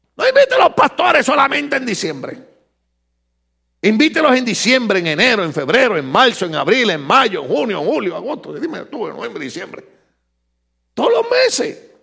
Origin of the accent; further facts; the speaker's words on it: Puerto Rico; moved away; yo como boricua